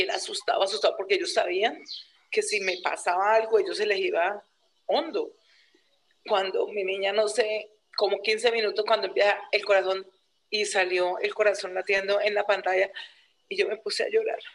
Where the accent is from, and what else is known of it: Neiva, Huila, Colombia; born or raised there; also born or lived in Garzón, Huila